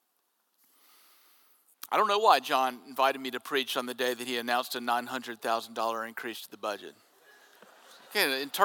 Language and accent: English; Jackson, Mississippi, United States; When I was growing up in Jackson, we had a double-A team in Jackson that fed to the New York Mets